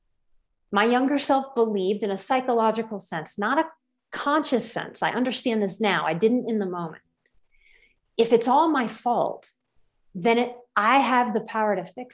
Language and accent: English; Louisiana, United States; I grew up in the South. I'm from Louisiana